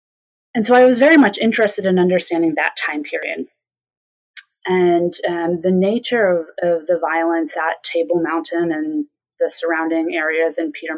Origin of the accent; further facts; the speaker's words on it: United States; that I had those experiences as a college student, as an American college student.